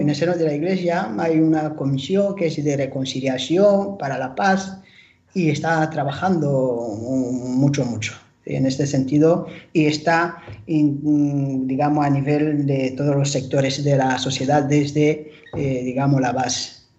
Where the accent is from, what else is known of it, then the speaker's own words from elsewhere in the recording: Rwanda; now in Spain; soy nativo de Ruanda, un pequeño paraíso, digamos, en el corazón de África